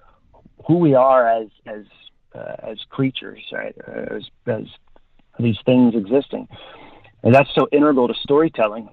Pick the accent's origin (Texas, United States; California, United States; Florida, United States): California, United States; Los Angeles; I grew up in Hollywood.